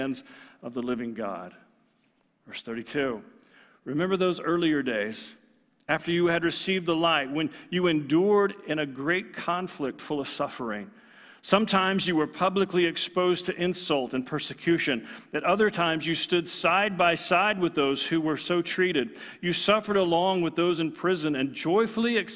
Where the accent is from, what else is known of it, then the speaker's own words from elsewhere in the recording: Texas, United States; I'm from Texas